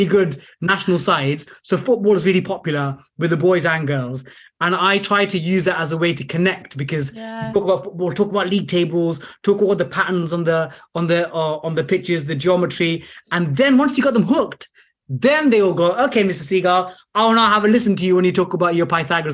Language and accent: English; London, United Kingdom; I'm from East Ham in the London Borough of Newham.